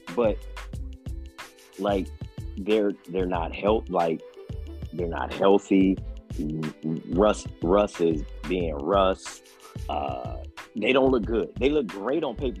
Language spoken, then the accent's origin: English; Cleveland, Ohio, United States; I'm from Cleveland